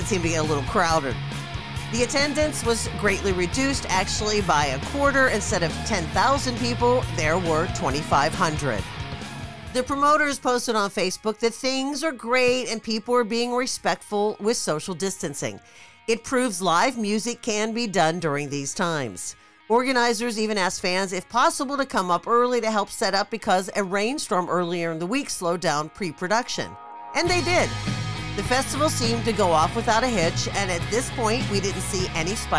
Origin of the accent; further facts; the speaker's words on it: Pittsburgh, Pennsylvania, United States; now in California, United States; That's my hometown, Pittsburgh